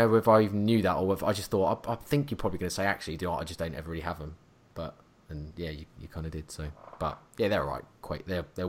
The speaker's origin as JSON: {"language": "English", "town": "Norwich", "region": "East of England", "country": "United Kingdom", "said": "I'm from Norwich, which is the complete other arse end of the country."}